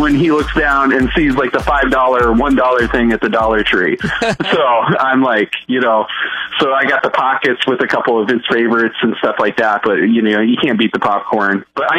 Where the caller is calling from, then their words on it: Webb City, Missouri, United States; I'm calling from Web City.